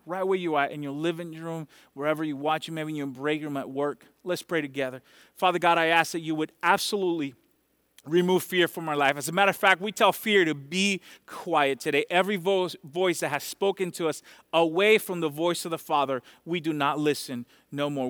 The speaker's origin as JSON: {"language": "English", "country": "Dominican Republic", "moved": "yes", "said": "I'm from Dominican Republic"}